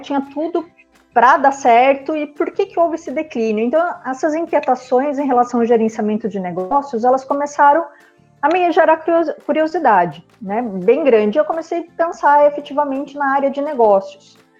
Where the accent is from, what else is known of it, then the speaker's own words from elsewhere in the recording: Sorocaba, São Paulo, Brazil; moved away as an adult; also born or lived in Ribeirão Preto; Sorocaba, que é a minha cidade natal